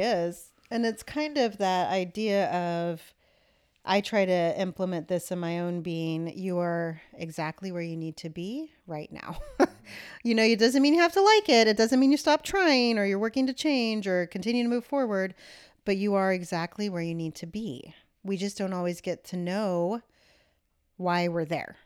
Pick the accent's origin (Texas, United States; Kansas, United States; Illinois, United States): Kansas, United States; I was born in Kansas